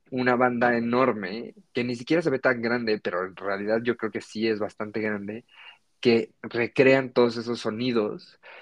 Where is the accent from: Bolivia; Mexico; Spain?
Mexico; born or raised there